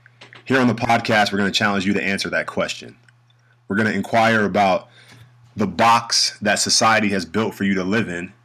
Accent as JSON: {"language": "English", "town": "New York City", "region": "New York", "country": "United States", "tie": "born or raised there", "moved": "as an adult", "lives_now": "Germany", "said": "I'm from the North, New York City, born and raised"}